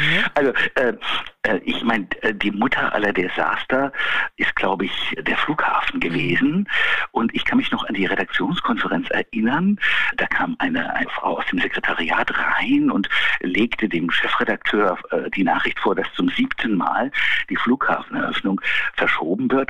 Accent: Berlin, Germany; also born or lived in Brandenburg; als Berliner äh, in Brandenburg gemeldet

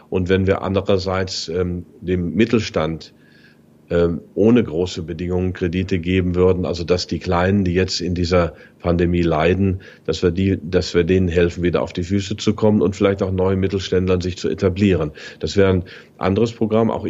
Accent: Germany; Und das sind wir nun mal als Deutsche

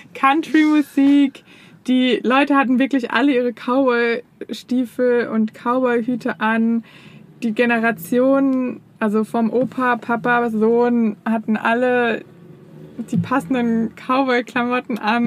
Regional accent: Germany; als Deutscher

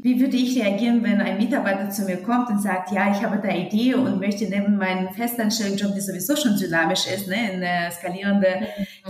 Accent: Uzbekistan; German is a second language; moved away as an adult; also born or lived in Hesse, Germany; now in Germany; ich komme aus Musikerfamilie und ursprünglich aus Usbekistan.

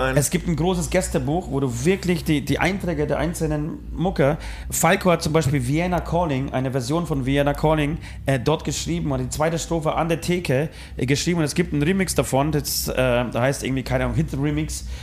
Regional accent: Poland; moved away; ich als Pole

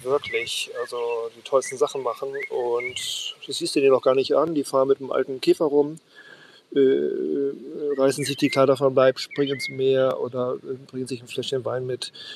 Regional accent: Worpswede, Lower Saxony, Germany; now in Sylt, Germany; Worpswede, meiner Heimat

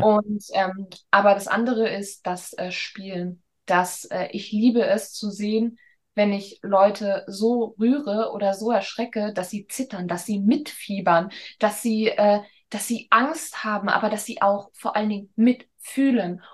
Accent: Hamburg, Germany; bin ich dann zurück nach Hamburg gegangen, weil Hamburg einfach meine Heimat ist

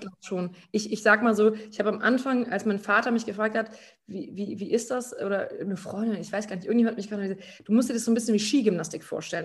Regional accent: Germany; moved away as an adult; in meinem Heimatort

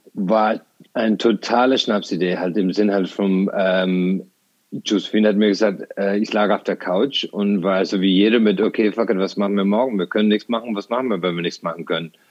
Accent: Ireland; also born or lived in Tralee, Ireland; now in Germany; ich bin ähm, auf dem Land aufgewachsen, äh, in Irland

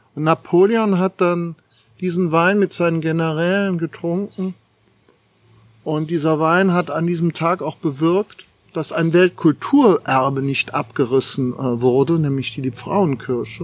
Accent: Germany; wir heutzutage als Deutsche

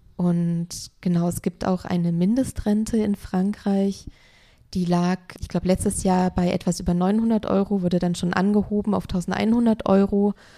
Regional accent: Germany; bei uns in Deutschland

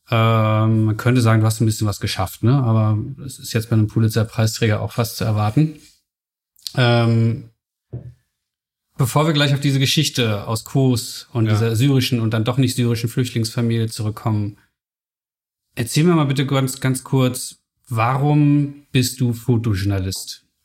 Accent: Solingen, North Rhine-Westphalia, Germany; also born or lived in Spain; now in Berlin, Germany; Ich bin aufgewachsen in Solingen, im hm. Bergischen Land.

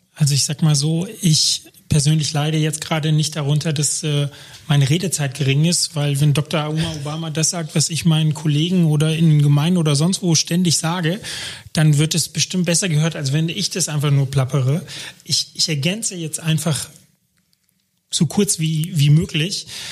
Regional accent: Germany; ich bin Deutscher in Deutschland

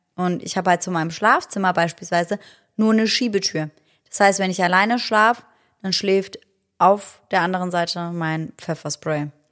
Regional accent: Germany; bei uns in Deutschland

